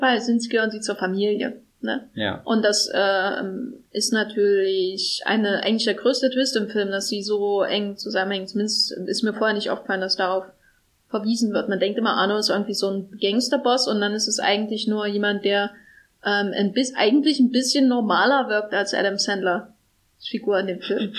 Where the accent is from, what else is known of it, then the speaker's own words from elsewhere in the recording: East Germany, Germany; now in Berlin, Germany; einer hässlichen ostdeutschen Stadt, wo ich herkomme